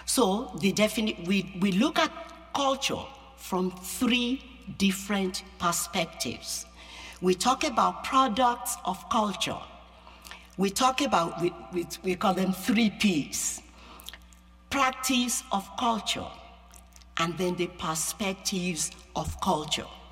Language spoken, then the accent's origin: English; Yorubaland, Nigeria; English is a second language; now in United States; I'm an American, and I'm also Nigerian. I have a dual citizenship, you know, but inside me is Yoruba. That's my culture. That's the culture I grew up in.